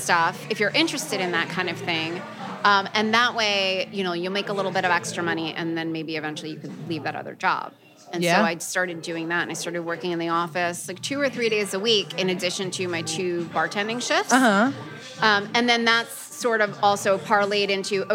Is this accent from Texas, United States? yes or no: no; New York City, New York, United States; I grew up in Greenpoint, Brooklyn